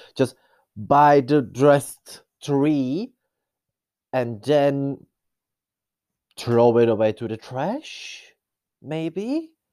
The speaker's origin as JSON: {"language": "English", "country": "Czechia", "said": "I'm some person from Czech Republic."}